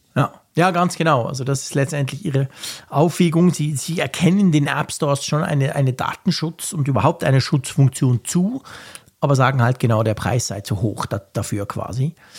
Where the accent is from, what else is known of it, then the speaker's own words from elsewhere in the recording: Switzerland; bei uns in der Schweiz